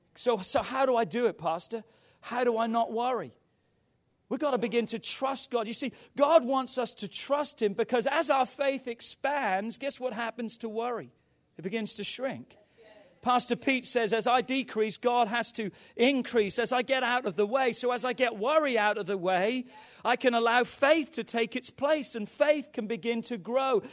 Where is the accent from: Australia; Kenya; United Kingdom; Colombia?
United Kingdom; England; growing up in England